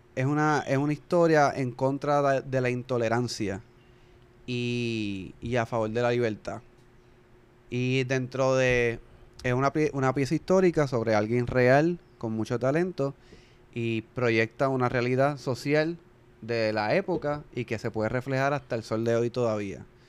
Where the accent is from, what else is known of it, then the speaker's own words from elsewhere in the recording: Puerto Rico; nosotros como latinos y como puertorriqueños en particular